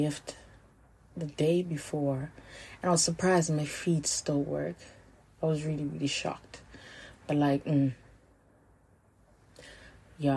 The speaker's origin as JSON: {"language": "English", "town": "Johannesburg", "region": "Gauteng", "country": "South Africa", "tie": "born or raised there", "also_born_or_lived": "Limpopo", "said": "I grew up two places, but like I grew up in Limpopo, and I was living with my aunts and a few of my cousins. So in 2006, I moved back here to Joburg to live with my mom"}